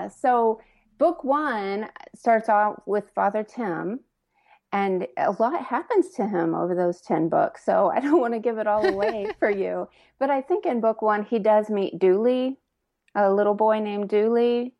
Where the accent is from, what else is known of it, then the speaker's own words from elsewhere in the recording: Indiana, United States; now in Lexington, United States; I grew up in Indiana, but my mom was from Kentucky, and I actually live in Lexington now.